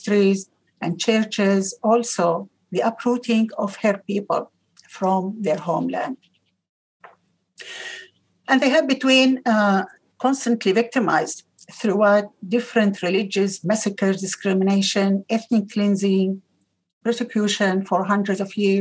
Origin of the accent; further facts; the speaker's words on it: Qamishli, Al-Hasakah Governorate, Syria; now in Victoria, Australia; I'm from Syria as well. I'm in my town, Kamishli.